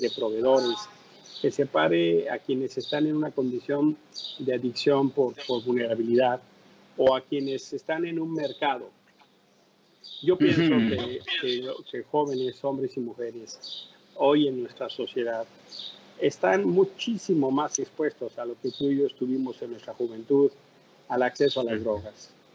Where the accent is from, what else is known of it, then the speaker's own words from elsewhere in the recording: Mexico City, Mexico; ser el primer mexicano que ocupa ese cargo